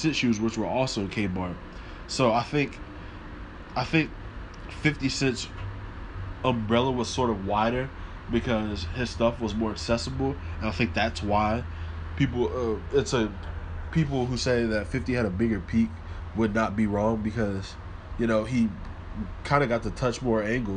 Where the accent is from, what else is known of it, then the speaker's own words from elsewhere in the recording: Louisville, Kentucky, United States; also born or lived in New Orleans, Louisiana; New Orleans is where I'm from. Born, I guess. Most people will say that I'm from Louisville because I've lived here majority of my life